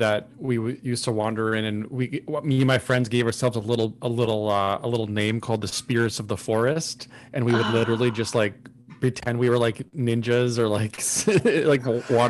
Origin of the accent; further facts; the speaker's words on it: Minnesota, United States; now in Austin, United States; I am from a small town in Minnesota, is where I grew up.